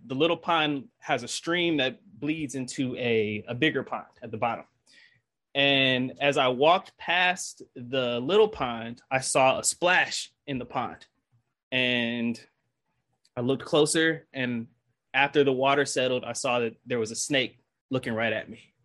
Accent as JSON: {"language": "English", "town": "Detroit", "region": "Michigan", "country": "United States", "moved": "yes", "lives_now": "Georgia, United States", "said": "I'm from Detroit. I'm, I'm an urbanite"}